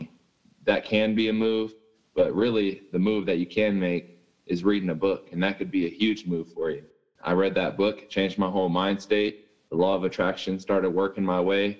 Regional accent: Fairfield, California, United States; moved away as an adult; now in Colorado, United States; I'm from California, and I went to a school called Fairfield High in Cali

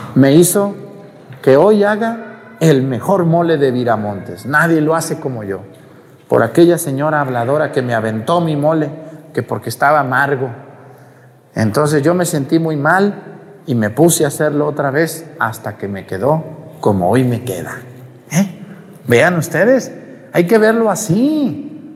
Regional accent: Mexticacán, Jalisco, Mexico; moved away; en mi pueblo, en mesticacán

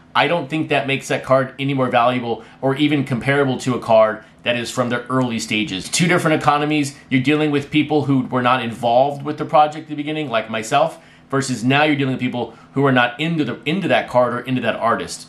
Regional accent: West Texas, United States; where I was raised, growing up in West Texas, being Hispanic

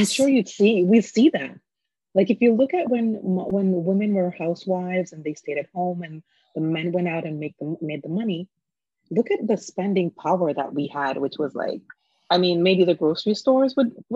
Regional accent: Jamaica; now in United States; my background as a Jamaican, and that is the foundation of my upbringing.

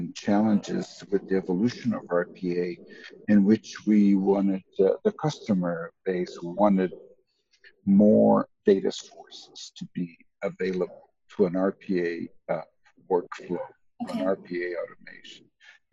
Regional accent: Brazil; moved away as an adult; also born or lived in Tulsa, United States; now in United States; I am native from Brazil

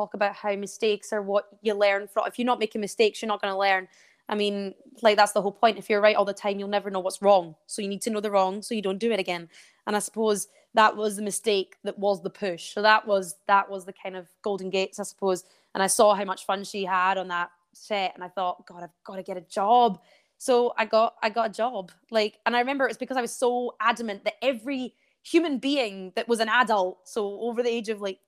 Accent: Scotland, United Kingdom; I'm Scottish

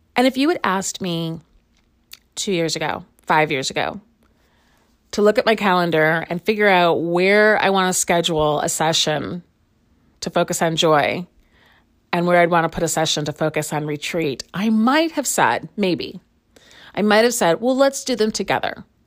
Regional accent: Chicago, Illinois, United States; now in Lawrence, United States; I grew up in Chicago, and I live in Lawrence, Kansas most of the time

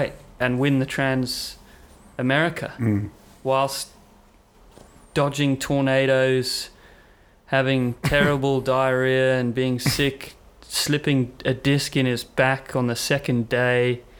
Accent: Cape Town, Western Cape, South Africa; moved away; I'm from South Africa, so grew up in Cape Town for a bit

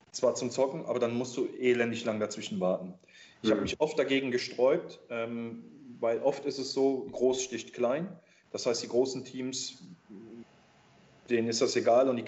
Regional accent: Rhineland, Germany; Nimm, nimm Karneval im Rheinland, ich bin ja Rheinländer, ähm, ich weiß, wie das Karneval abgeht

